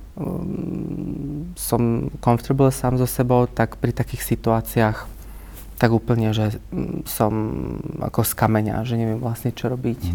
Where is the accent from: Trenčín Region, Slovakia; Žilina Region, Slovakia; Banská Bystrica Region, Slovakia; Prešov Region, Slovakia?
Banská Bystrica Region, Slovakia; Malachov; moved away as an adult; also born or lived in Bratislava; pochádzam z okolia Banskej Bystrice a teda konkrétne z Malachova, čo je mhm. taká veľmi malebná dedinka hneď 7 km od Banskej Bystrice